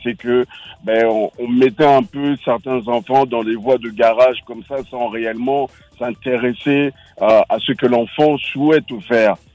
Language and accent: French; Bondy, Île-de-France, France; j'ai grandi à Bondy